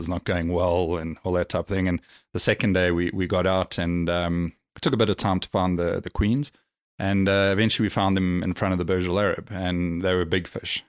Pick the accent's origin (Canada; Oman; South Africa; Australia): South Africa; now in Dubai, United Arab Emirates; being South African and we grew up, you know, exploring, camping